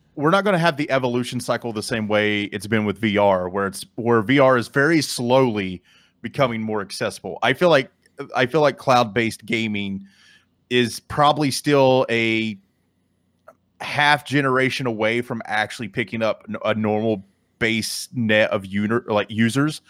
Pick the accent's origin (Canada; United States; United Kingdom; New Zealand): Canada; me being from, from Canada